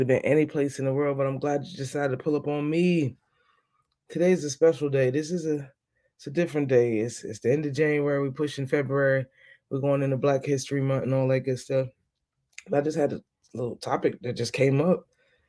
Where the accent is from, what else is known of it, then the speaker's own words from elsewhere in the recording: New York, United States; now in Jacksonville, United States; As you know, I'm from New York. I live in Florida.